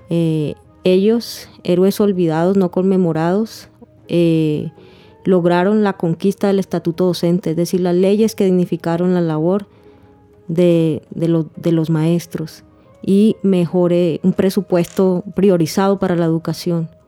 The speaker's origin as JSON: {"language": "Spanish", "region": "Caribbean Region", "country": "Colombia", "tie": "born or raised there", "also_born_or_lived": "Pereira, Colombia", "said": "yo soy pereirana, pero pues eh, te das cuenta de que he crecido y me he educado en el Caribe colombiano."}